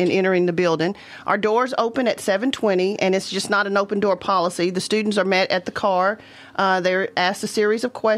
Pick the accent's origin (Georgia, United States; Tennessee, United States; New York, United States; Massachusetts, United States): Tennessee, United States; Maury County; I am a native of Maury County, born and raised here